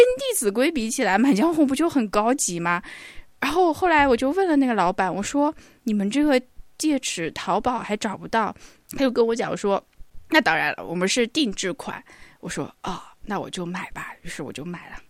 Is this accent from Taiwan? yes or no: no; Hangzhou, Zhejiang, China; 首先，我作为一个杭州人，我可能一共去过三次岳王庙